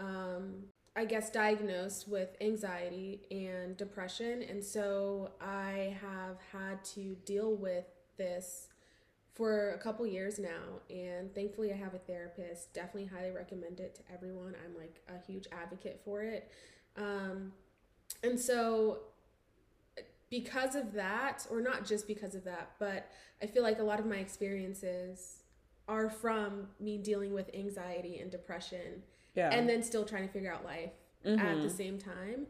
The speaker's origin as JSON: {"language": "English", "region": "northeastern Pennsylvania", "country": "United States", "moved": "as an adult", "lives_now": "Georgia, United States", "said": "So we're both from Pennsylvania, and kind of northeastern Pennsylvania, so mm-hmm. the Valley"}